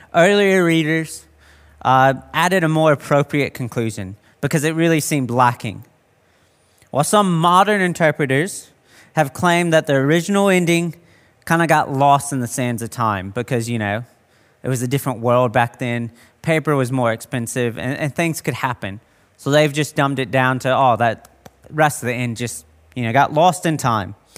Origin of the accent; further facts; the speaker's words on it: United States; now in Australia; being American